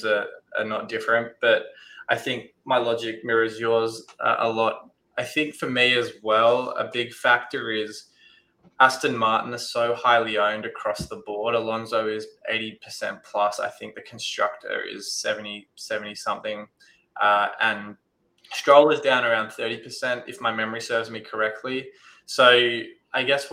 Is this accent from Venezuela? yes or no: no; Perth, Western Australia, Australia; he's my hometown hero as well